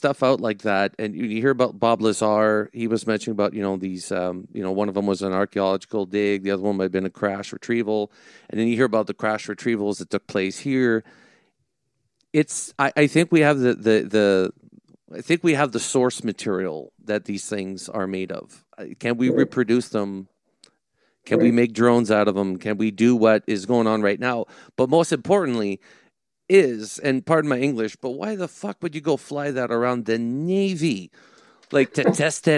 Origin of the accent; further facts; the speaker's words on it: Canada; I'm Canadian